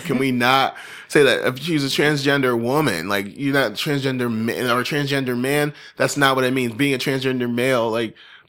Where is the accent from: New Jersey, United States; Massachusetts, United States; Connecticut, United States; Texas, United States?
Connecticut, United States; And I'm from Connecticut and this happened in Connecticut.